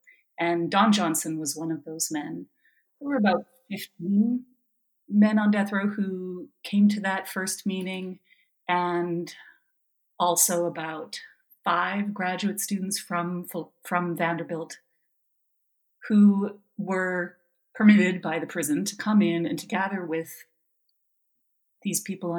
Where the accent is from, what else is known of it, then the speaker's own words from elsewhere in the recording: Canada; moved away as an adult; also born or lived in Nashville, Tennessee, United States / Ontario, Canada; I am originally from Canada, and I moved to Nashville, Tennessee in 2007 to begin teaching philosophy at Vanderbilt University.